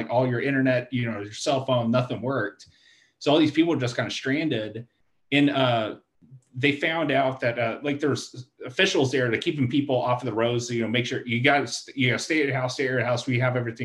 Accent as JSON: {"language": "English", "area": "Stephenville", "region": "Texas", "country": "United States", "moved": "yes", "said": "I'm from Steenville, but my family's in Granbury"}